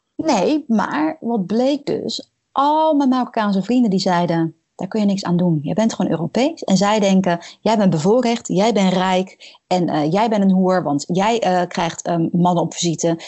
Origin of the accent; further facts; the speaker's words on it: Netherlands; als Nederlandse